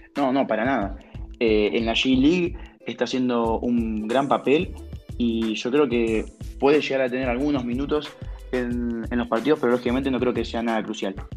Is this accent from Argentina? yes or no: yes; Argentina; siendo argentino, siendo un jugador de acá, nacido en nuestro país